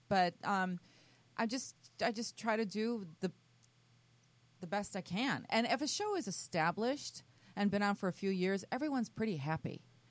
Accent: Chicago, Illinois, United States; I think I'm older than all of you. Growing up in Chicago back in the prehistoric days.

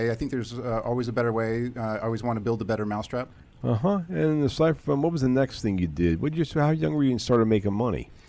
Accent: Virginia Beach, Virginia, United States; Virginia Beach, Virginia.

